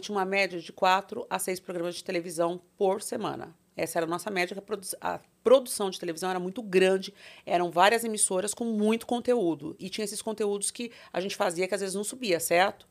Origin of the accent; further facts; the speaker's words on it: Tremembé, São Paulo, Brazil; also born or lived in Taubaté; Eu nasci em Tremembé, Taubaté, só que não tá. tinha maternidade em Tremembé, que é embaixo de Campos do Jordão